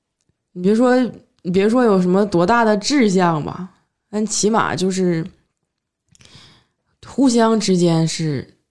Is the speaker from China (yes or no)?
yes; Northeast China, China; accent: Northeastern Mandarin; 就我们东北话就没有什么说道